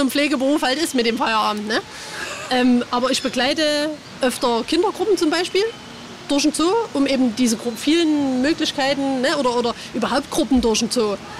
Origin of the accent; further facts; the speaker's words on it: Vogtland, Saxony, Germany; now in Leipzig, Germany; ich komme aus dem Vogtland